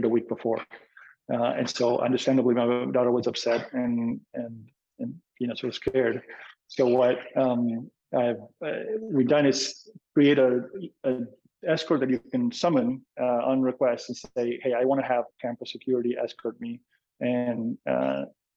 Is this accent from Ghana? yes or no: no; Argentina; moved away as an adult; also born or lived in Boston; now in California, United States; I was born and raised in Argentina